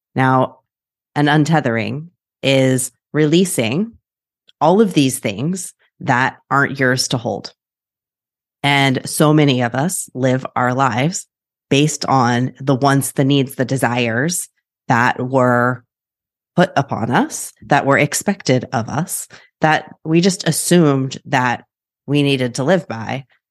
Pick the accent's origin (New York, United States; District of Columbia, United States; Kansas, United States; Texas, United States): Kansas, United States; Wichita; now in Portland, United States; I am from Wichita, Kansas, originally, now in Portland